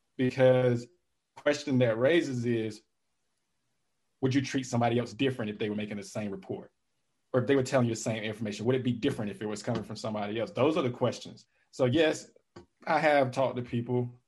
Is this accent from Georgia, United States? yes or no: no; Calhoun Falls, South Carolina, United States; moved away; I'm from South Carolina, a little small town in South Carolina called Calhoun Falls